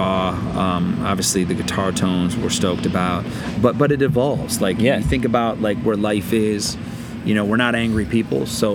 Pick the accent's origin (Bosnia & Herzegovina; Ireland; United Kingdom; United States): United States; Michigan; growing up in Michigan